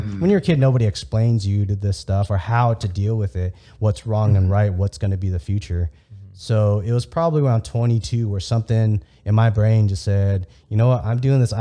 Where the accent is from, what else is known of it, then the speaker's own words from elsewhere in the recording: United States; first language Vietnamese; English is a second language; I was born in America, but Vietnamese was still technically my first language